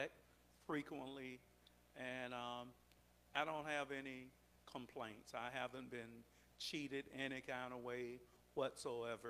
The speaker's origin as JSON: {"language": "English", "town": "Brooksville", "region": "Florida", "country": "United States", "tie": "born or raised there", "said": "I was born in Brooksville, Florida, and that's my formation. That's where I came up. That's where I was educated"}